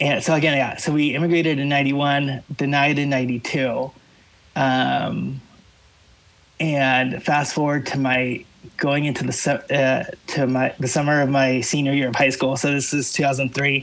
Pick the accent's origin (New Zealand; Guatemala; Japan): Guatemala; moved away; I was born in Guatemala